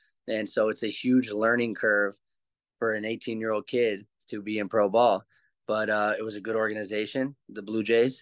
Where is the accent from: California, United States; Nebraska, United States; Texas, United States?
California, United States; Santa Monica; growing up in Santa Monica, California is why that happened. I grew up in an area surrounded by that essence of type of people.